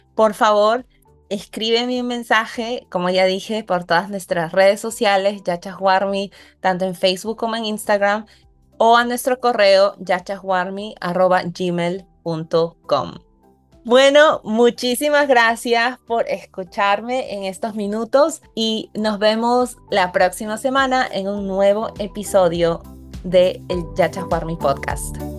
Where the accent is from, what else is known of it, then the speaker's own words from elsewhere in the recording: Peru; moved away as an adult; also born or lived in United States; ahora estoy en mi país de nacimiento